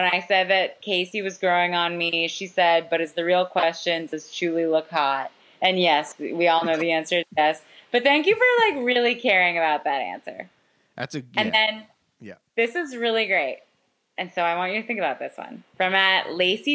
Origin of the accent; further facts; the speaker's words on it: Canada; I'm Canadian